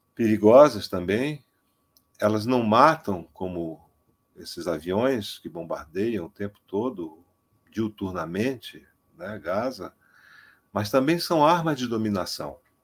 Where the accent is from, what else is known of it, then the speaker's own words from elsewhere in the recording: Amazonas, Brazil; eu sou amazonense, eu conheço esses estereótipos desde a minha infância